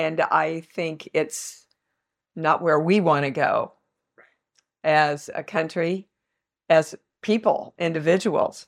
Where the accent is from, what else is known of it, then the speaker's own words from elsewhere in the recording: Kansas, United States; I'm from Kansas.